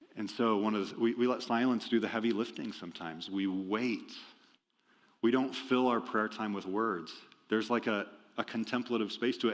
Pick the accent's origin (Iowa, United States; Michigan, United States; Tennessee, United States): Iowa, United States; moved away; I'm from Iowa originally.